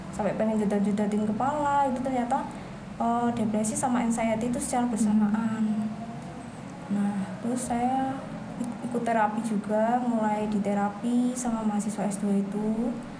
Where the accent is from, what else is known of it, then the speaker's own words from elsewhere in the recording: Yogyakarta, Special Region of Yogyakarta, Indonesia; asal saya dari Jogja